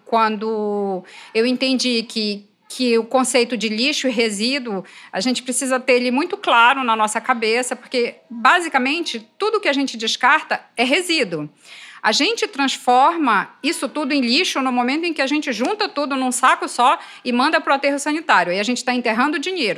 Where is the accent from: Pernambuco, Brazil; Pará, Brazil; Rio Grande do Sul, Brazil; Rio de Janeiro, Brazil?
Pará, Brazil; eu sou paraense